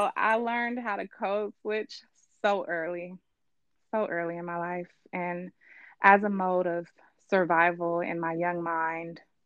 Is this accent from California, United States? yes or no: yes; Richmond, California, United States; I grew up in Richmond